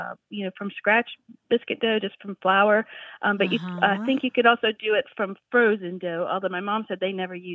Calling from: Harrisonburg, Virginia, United States; I'm calling from Harrisonburg, Virginia.

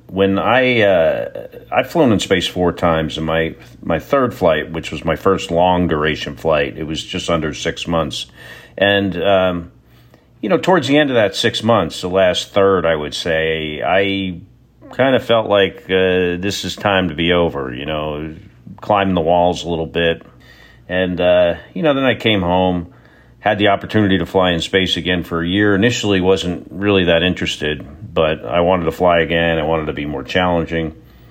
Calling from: Texas, United States; I'm in Texas.

